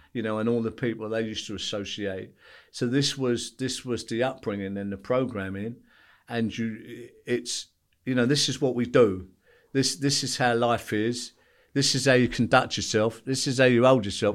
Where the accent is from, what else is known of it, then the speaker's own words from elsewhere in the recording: London, United Kingdom; also born or lived in Belfast; I went back to East London, which is, which is where I grew up in Bethnal Green